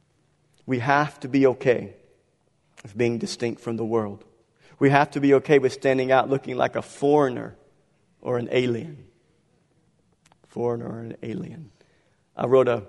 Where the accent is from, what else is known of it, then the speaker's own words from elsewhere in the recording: Galliano, Louisiana, United States; I was born in Galliano.